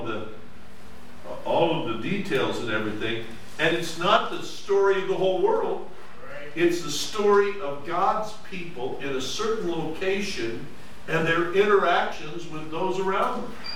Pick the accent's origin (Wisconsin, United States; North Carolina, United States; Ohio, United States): Ohio, United States; Mifflinville; I was from Mifflinville, Ohio